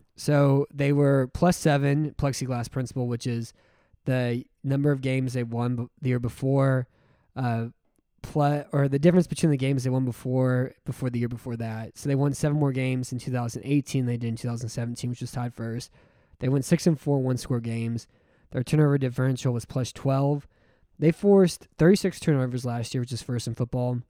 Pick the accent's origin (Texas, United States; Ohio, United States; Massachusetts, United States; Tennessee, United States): Texas, United States; I'm from Texas.